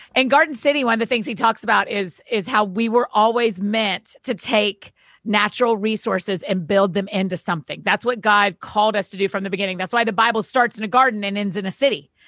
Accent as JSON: {"language": "English", "region": "Georgia", "country": "United States", "tie": "born or raised there", "said": "I grew up in Georgia, went to University of Georgia"}